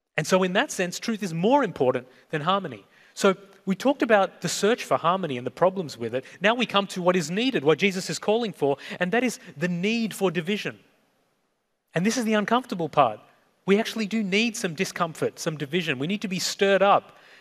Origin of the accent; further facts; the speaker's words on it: Sri Lanka; I was born in Sri Lanka, so I'm South Asian. ethnically